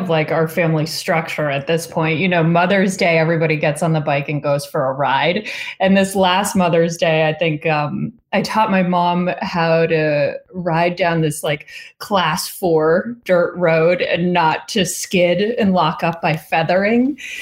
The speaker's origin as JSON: {"language": "English", "region": "northern Vermont", "country": "United States", "tie": "born or raised there", "said": "We grew up in Vermont, in northern Vermont"}